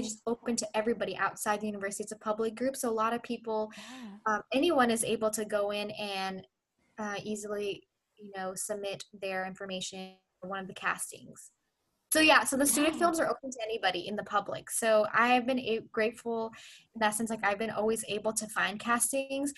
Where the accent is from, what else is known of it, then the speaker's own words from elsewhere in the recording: Southern California, United States; also born or lived in Pakistan / Orange County / Los Angeles; I have lived in SoCal my entire life